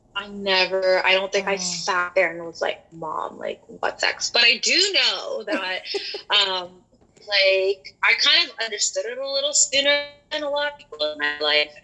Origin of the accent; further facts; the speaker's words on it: Toronto, Ontario, Canada; I was born and raised in Toronto.